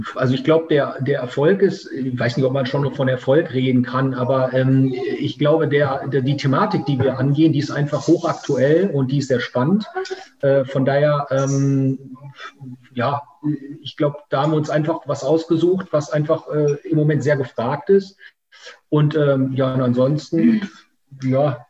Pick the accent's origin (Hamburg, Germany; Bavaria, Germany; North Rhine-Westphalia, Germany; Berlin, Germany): North Rhine-Westphalia, Germany; Münsterland; also born or lived in Essen / Africa; now in Ruhr area, Germany; komme ich aus Essen ursprünglich, ähm, bin dann aber ähm, äh, in einer anderen Stadt, äh, in Münsterland, aufgewachsen